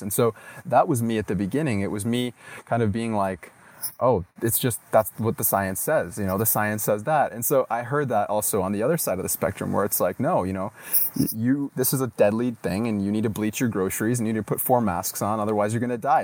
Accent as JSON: {"language": "English", "country": "United States", "tie": "born or raised there", "also_born_or_lived": "Latin America", "moved": "yes", "said": "growing up in the States"}